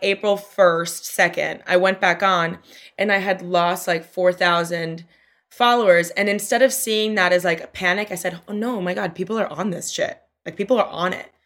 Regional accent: Miami, Florida, United States; moved away as an adult; also born or lived in New York; now in Brooklyn, United States; my hometown, I love, I love being from Miami, but it is a weird place to grow up

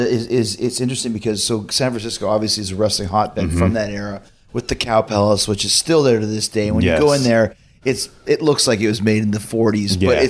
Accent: Winnipeg, Manitoba, Canada; moved away; also born or lived in Calgary; I grew up in Winnipeg, mm-hmm. which is another wrestling hotbed at the time with AWA, then became a WWE kind of stronghold.

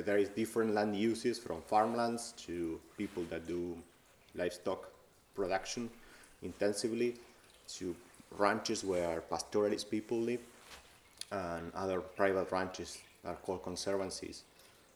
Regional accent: Argentina; moved away as an adult; also born or lived in United States; now in Ireland; I am from Argentina

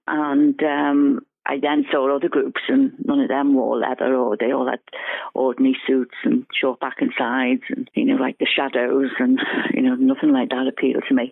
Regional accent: Ireland; I'm Irish, and all my relations worked, you know, in the government

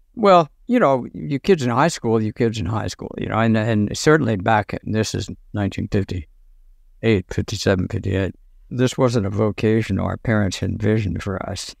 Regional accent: Washington, District of Columbia, United States; I'm in Washington, D.C.

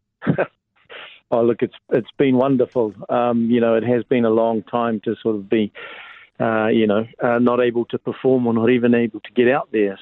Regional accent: Porirua, Wellington, New Zealand; now in Auckland, New Zealand; I'm a Creek boy. Uh, I grew up in Porirua. I'm um, in Cannons Creek

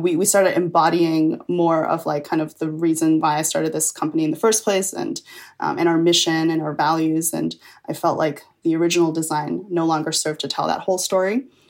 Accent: Chengdu, Sichuan, China; some friends of mine, like we got together in my hometown Chengdu and we like filmed for a week

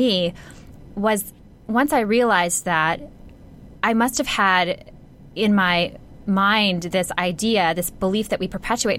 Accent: Minnesota, United States; now in Los Angeles, United States; I grew up in Minnesota, which is a very Midwestern family values type place

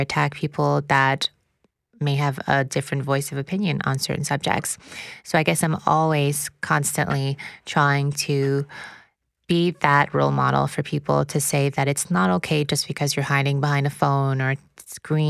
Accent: Luskville, Quebec, Canada; Originally from Luskville, Quebec

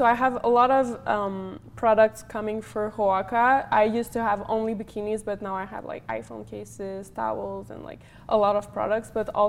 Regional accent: Montreal, Quebec, Canada; moved away; I was from Montreal. It's really cold

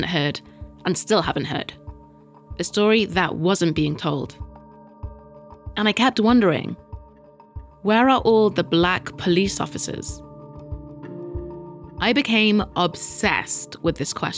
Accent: United Kingdom; us Brits have our own problems

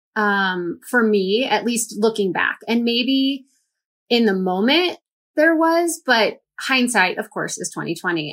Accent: St. Louis, Missouri, United States; we went to my hometown

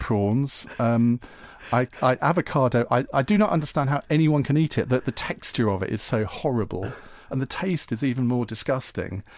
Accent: Essex, East of England, United Kingdom; as a teenager, would go to his parents' pub. fa-, fantastic pub. The cricketers in Clavering in Essex

